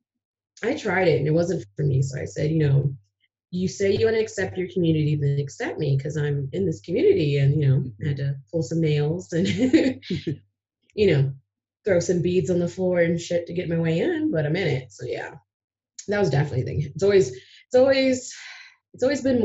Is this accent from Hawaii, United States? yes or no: no; Ohio, United States; moved away as an adult; now in Aurora, United States; I left my home state from Ohio.